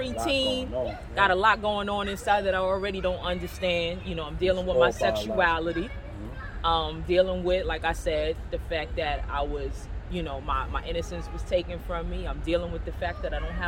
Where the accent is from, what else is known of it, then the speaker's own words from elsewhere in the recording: New York City, New York, United States; I'm from Castle Hill Projects, and to be from the hood